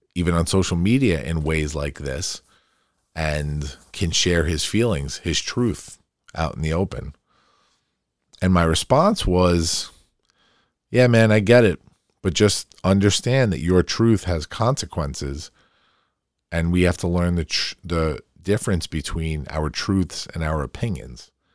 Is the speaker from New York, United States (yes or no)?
yes; Farmingdale, New York, United States; also born or lived in Queens, New York; growing up in Queens as a, as a really young kid and then moving to Farmingdale, my hometown, and living in that part of town